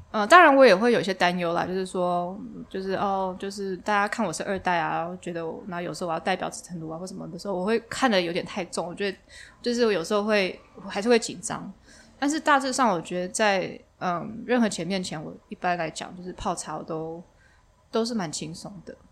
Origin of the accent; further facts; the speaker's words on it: Taipei, Taiwan; also born or lived in Paris; 其实我就是从台湾来的嘛，我就是在台湾出生的